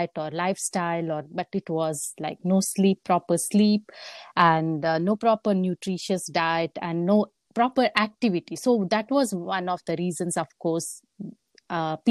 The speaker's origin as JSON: {"language": "English", "country": "India", "tie": "born or raised there", "also_born_or_lived": "Papua New Guinea", "moved": "as an adult", "lives_now": "United States", "said": "I was born and brought up in India. And that's where I went to school"}